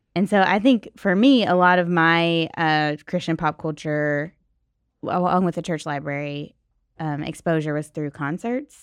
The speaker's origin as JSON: {"language": "English", "town": "Nashville", "region": "Tennessee", "country": "United States", "tie": "born or raised there", "said": "I grew up in Nashville"}